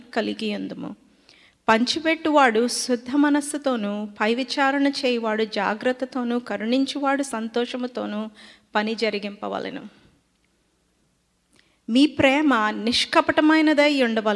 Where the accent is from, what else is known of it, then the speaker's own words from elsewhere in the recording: India; first language Telugu; English is a second language; moved away; I grew up in India, born and raised for half my life there. The language that I will be reading the word is my native language called Telugu.